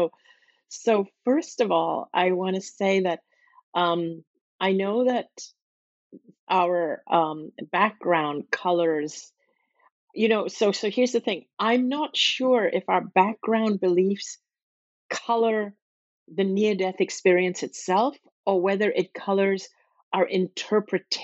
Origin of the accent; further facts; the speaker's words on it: Hong Kong; also born or lived in Singapore; I grew up in a city that was a British colony, where I had a British education with English kids, and where we grew up learning the Bible and singing hymns every morning and learning about Christianity. And but this British colony was Hong Kong